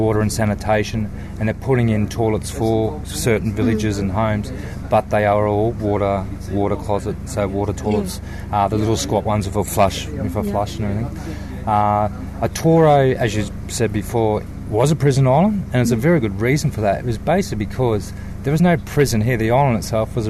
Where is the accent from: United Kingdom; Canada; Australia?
Australia; moved away; as an Australian